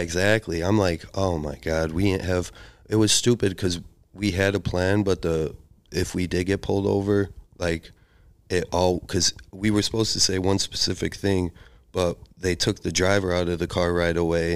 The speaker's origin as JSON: {"language": "English", "town": "Chicago", "region": "Illinois", "country": "United States", "accent": "Chicago", "moved": "yes", "lives_now": "Portland, United States", "said": "my accent is like a Chicago accent"}